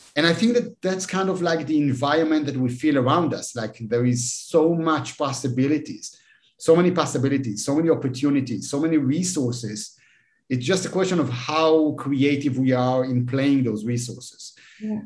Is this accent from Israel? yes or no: yes; Israel; I'm, I'm from Israel